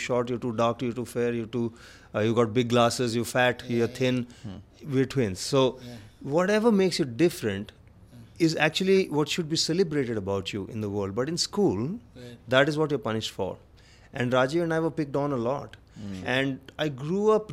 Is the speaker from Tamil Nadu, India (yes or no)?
no; Delhi, India; also born or lived in Andhra Pradesh; I'm not born in Andhra Pradesh. I was born in Delhi, but Delhi. I'm from Andhra Pradesh.